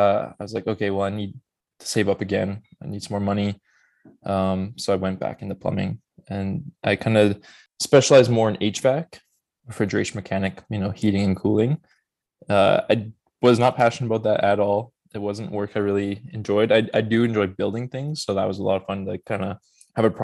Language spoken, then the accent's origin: English; Edmonton, Alberta, Canada; Born and raised in Edmonton, Alberta